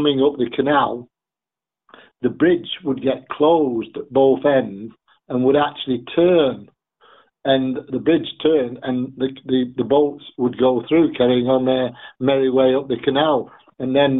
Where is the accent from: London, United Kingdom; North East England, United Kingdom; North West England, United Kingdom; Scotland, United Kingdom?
North West England, United Kingdom; Salford; I'm a Salford man